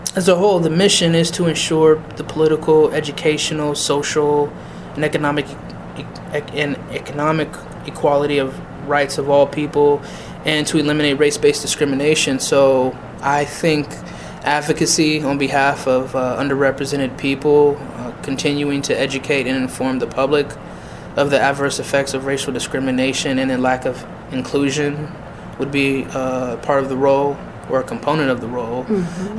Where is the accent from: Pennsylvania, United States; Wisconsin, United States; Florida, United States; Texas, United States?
Pennsylvania, United States; Erie; also born or lived in Massachusetts / Edinburgh; I am born and raised in Erie, Pennsylvania